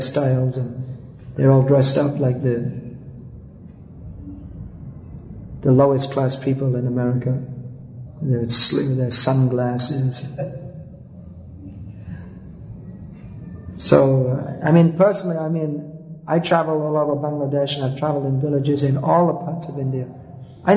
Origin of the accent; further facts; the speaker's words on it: United Kingdom; moved away; also born or lived in Calcutta; I was from Britain